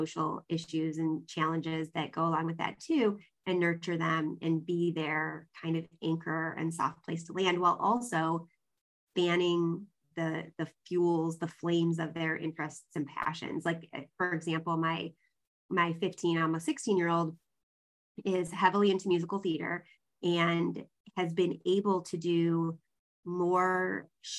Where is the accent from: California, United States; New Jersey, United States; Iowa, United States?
California, United States; Southern; moved away; I lived in Southern California for about 10 years in junior high and high school